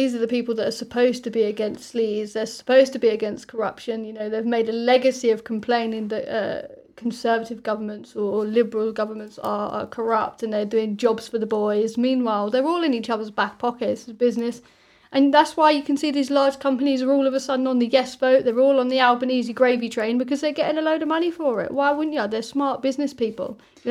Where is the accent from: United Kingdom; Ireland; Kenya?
United Kingdom; now in Australia; Like, for me as a British person, The Voice is completely and utterly bizarre